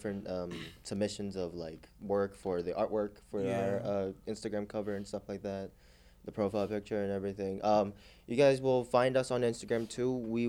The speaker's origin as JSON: {"language": "English", "town": "Philadelphia", "region": "Pennsylvania", "country": "United States", "tie": "born or raised there", "said": "I was born in Northeast Philly."}